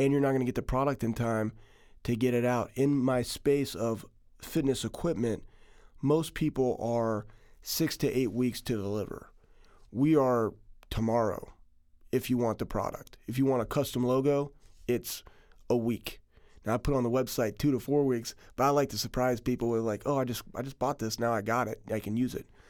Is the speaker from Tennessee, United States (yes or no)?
no; Texas, United States; also born or lived in Iowa; now in Ohio, United States; I was, I was born in Iowa, and I was, I was raised in Texas